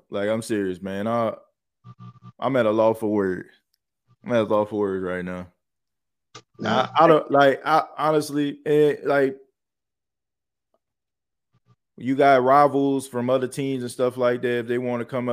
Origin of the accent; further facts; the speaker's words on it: New Orleans, Louisiana, United States; moved away; I'm from New Orleans. I was born and raised there.